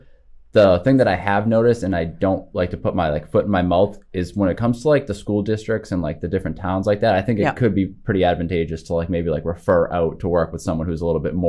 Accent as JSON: {"language": "English", "town": "Hanover", "region": "Massachusetts", "country": "United States", "tie": "born or raised there", "said": "I grew up in Hanover, so okay. I'm from the South Shore area."}